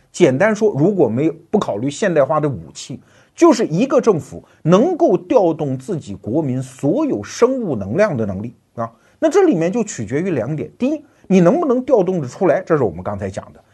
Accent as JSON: {"language": "Chinese", "town": "Wuhu", "region": "Anhui", "country": "China", "tie": "born or raised there", "said": "我的老家安徽芜湖"}